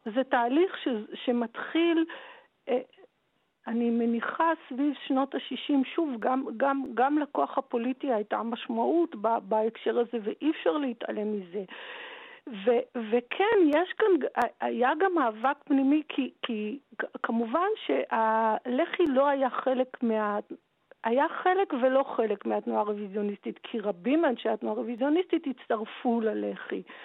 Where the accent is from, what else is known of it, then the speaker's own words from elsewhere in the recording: Tel Aviv, Tel Aviv District, Israel; בתור ילדה שגדלה בתל אביב